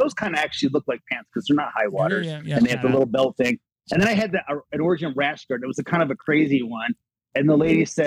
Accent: Syracuse, New York, United States; Upstate. So not New York City, like the cool place, but like Syracuse upstate

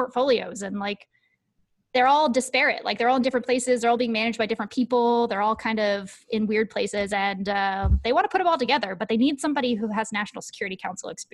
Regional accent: Seattle, Washington, United States; moved away as an adult; also born or lived in Dover, Delaware; I'm from Seattle

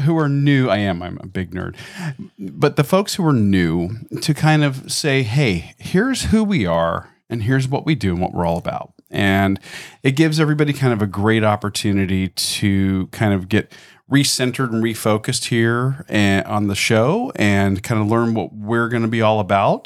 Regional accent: Florida, United States; also born or lived in Georgia; born and raised here in Florida.

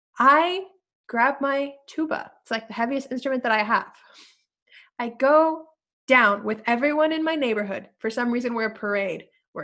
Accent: Mexico; moved away; Because I came from Mexico, okay? I came from Mexico, and in Mexico, every time you enter and exit a room, you're hugging and kissing people

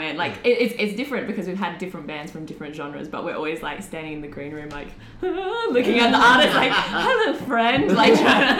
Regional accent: Australia; also born or lived in Adelaide; we're from Australia and we're in Adelaide, which is like the smallest. One of the smallest.

